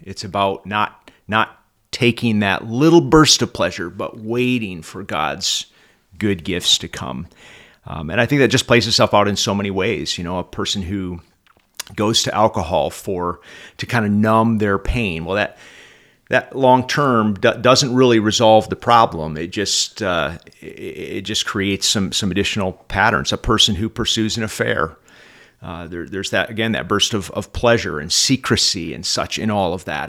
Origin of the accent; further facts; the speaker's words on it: Oxford, Michigan, United States; I'm from Oxford, Michigan